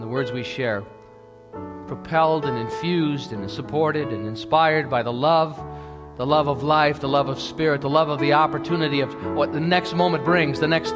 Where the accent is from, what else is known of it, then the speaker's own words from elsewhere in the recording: United States; now in Canada; I'm an American that enjoys living here